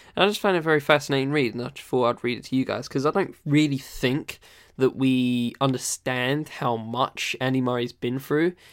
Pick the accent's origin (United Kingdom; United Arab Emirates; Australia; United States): United Kingdom; Essex, East of England; also born or lived in London; I don't live in London. I was born there, but I moved to Essex when I was, like, six months old